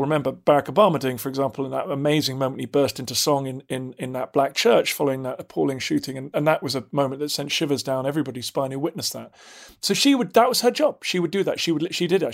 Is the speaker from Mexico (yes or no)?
no; United Kingdom; I'm just British